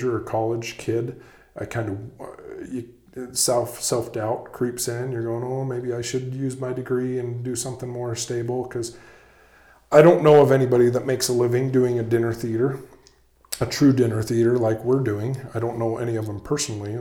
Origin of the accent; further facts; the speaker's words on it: West Jordan, Utah, United States; I grew up down in West Jordan, Utah, attending Desert Star Playhouse